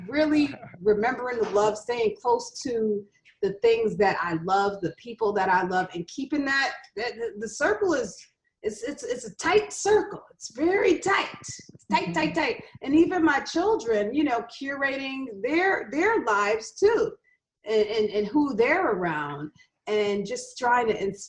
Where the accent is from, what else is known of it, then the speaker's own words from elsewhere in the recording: New York, United States; now in Los Angeles, United States; I'm from New York.